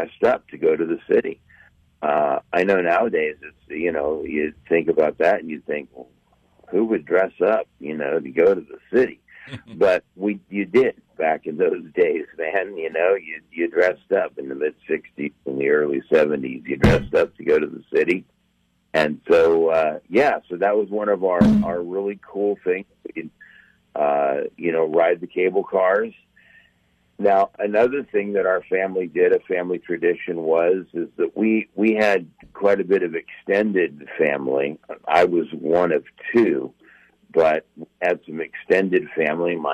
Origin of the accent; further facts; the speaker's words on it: Bay Area, California, United States; moved away as an adult; also born or lived in Florida; now in Texas, United States; I grew up in the Bay Area, out in California